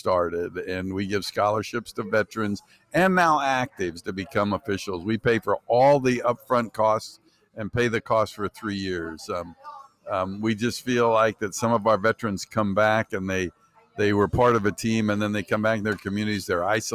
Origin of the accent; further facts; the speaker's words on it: Stockton, California, United States; now in Sacramento, United States; Sacramento now, but I grew up in Stockton